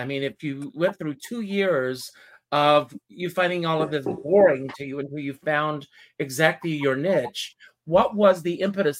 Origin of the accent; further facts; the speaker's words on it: South Carolina, United States; moved away; also born or lived in New York; When I was a kid growing up in South Carolina